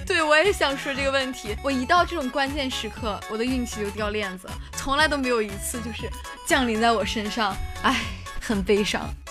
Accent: China; 作为一个中国人

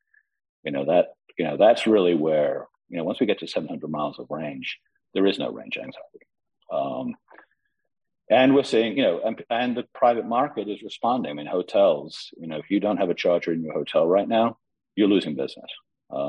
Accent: London, United Kingdom; London did, my hometown

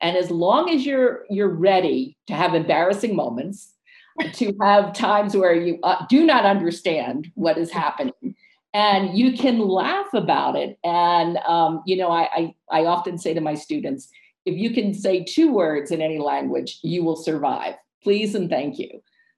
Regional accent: United States; moved away; And also the United States, of course, is my home country. I'll always be a US citizen, gave me opportunities, and I still work with so many clients there.

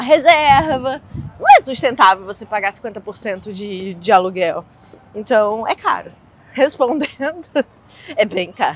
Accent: Rio de Janeiro, Brazil; moved away as an adult; now in New York, United States; eu sou carioca, então eu sempre fui de cidade turística

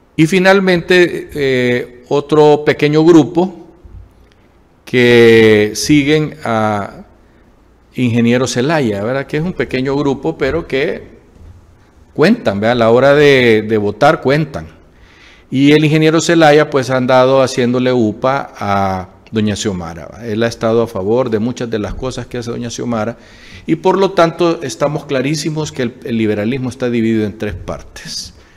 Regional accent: Honduras; somos el pueblo hondureño

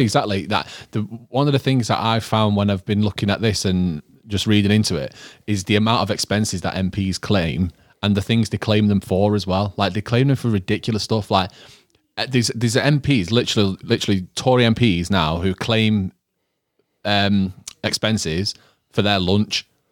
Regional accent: Manchester, North West England, United Kingdom; growing up in Withenshaw

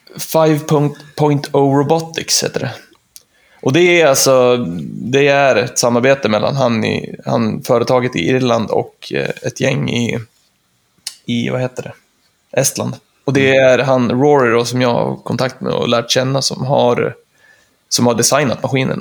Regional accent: Östersund, Jämtland, Sweden; jag är ju trebarnspappa från Östersund

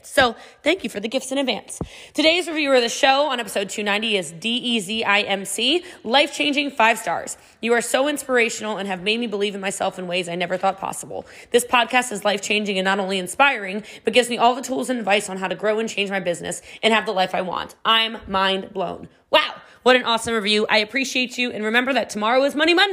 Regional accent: Frisco, Texas, United States; I am from Frisco, Texas

